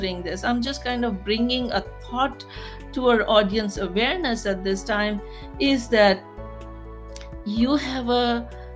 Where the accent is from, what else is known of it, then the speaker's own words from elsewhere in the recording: Pakistan; moved away as an adult; I'm from Pakistan